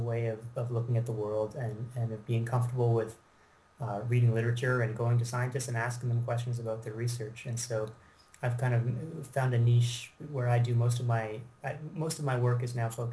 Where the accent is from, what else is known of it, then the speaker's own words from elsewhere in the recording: Canada; also born or lived in Britain; I am from Canada